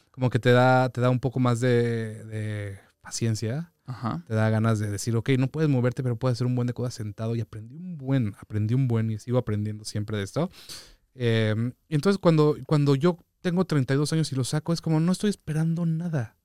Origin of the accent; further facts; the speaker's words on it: Mexico City, Mexico; also born or lived in Papantla, Veracruz; yo nací en Papantla y me fui a vivir a la Ciudad de México, o sea, al año